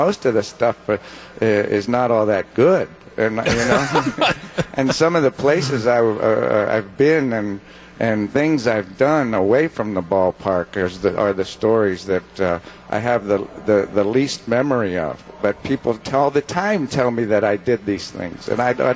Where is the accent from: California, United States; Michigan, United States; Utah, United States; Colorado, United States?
California, United States; Southern; moved away as an adult; I grew up in La La Land, you know, Southern California